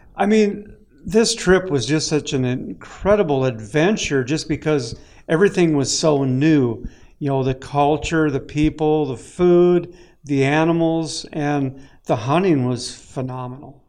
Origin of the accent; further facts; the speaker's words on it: Lake of the Woods, Minnesota, United States; I grew up right on Lake of the Woods